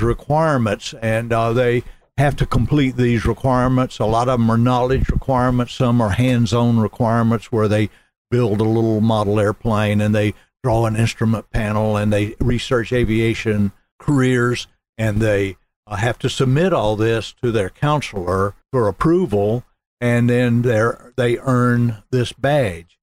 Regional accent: Smyrna, Georgia, United States; also born or lived in Raleigh, North Carolina; I grew up in Smyrna, graduated from Campbell High School

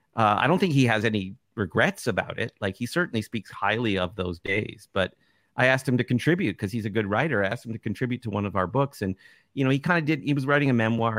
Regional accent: Toronto, Ontario, Canada; the market I grew up in Toronto

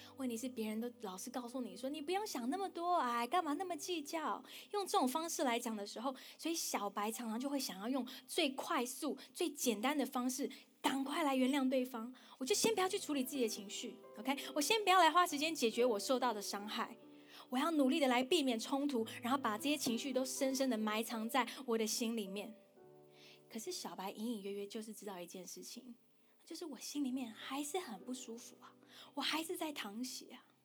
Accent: Taiwan; 跟我一样在台湾长大

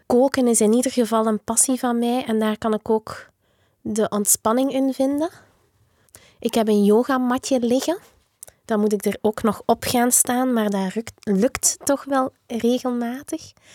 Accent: Diksmuide, Flanders, Belgium; Ik ben opgegroeid in Dixmuiden

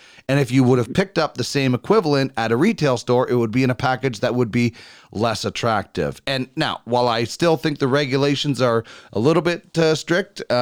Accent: Manitoba, Canada; born or raised there; moved away

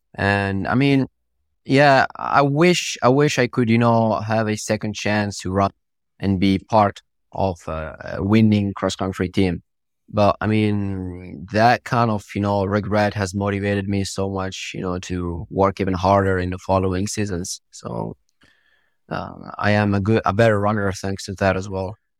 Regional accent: Italy; first language Italian; English is a second language; also born or lived in Morocco; I was actually born from Morocco and I moved to Italy when I was two years old. And I grew up in Italy. I, I went to school in Italy. So my first language is Italian.

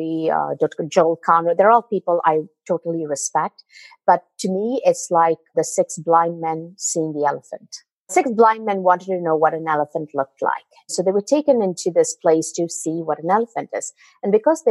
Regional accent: India; moved away; as a child, I come from India

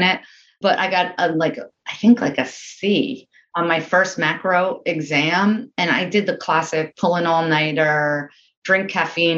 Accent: Englewood, New Jersey, United States; I grew up in Englewood, New Jersey, which is just outside of New York City over the George Washington Bridge

